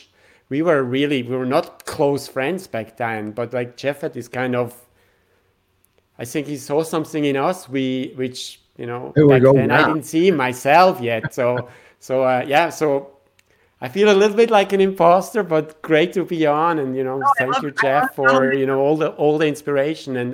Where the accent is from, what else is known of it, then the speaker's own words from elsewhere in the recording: Switzerland; My background is I'm from Switzerland